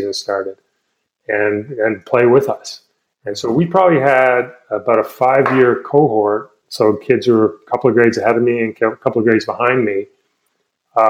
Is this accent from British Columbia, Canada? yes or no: no; Toronto, Ontario, Canada; I grew up in mostly in Toronto